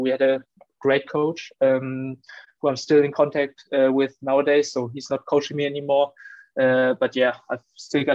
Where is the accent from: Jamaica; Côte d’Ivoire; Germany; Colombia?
Germany; Wolfsburg, Lower Saxony; moved away as an adult; now in Darmstadt, Germany; I grew up in Wolfsburg. It's northern Germany